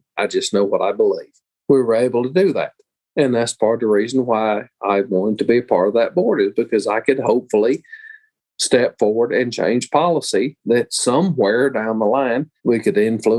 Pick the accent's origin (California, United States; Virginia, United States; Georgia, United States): Georgia, United States; I'm from Georgia.